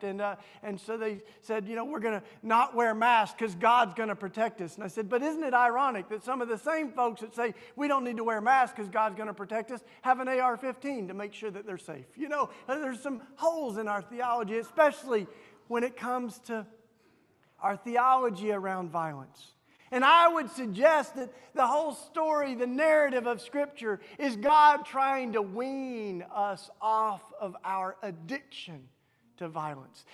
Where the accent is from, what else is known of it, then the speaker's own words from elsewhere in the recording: Tennessee, United States; accent: southern; you can tell from my southern accent, I grew up in Tennessee